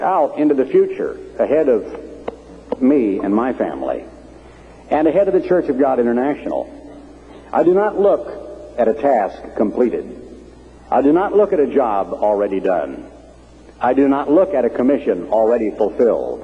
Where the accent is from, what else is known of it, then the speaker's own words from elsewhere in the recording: Oregon, United States; I'm an Oregonian. I grew up in Oregon during World War II